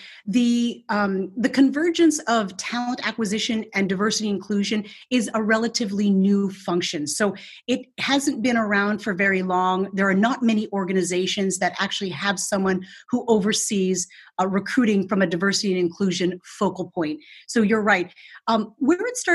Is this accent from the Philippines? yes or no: yes; Philippines; now in United States; I was born in the Philippines and immigrated to the United States in 1972 with my parents